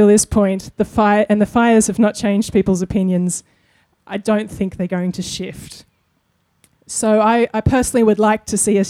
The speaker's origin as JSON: {"language": "English", "country": "Australia", "tie": "born or raised there", "said": "part of our childhoods growing up in Australia"}